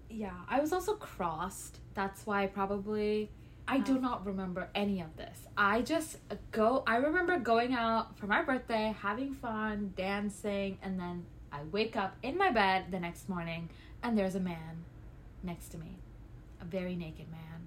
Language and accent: English; Calgary, Alberta, Canada; I'm from Calgary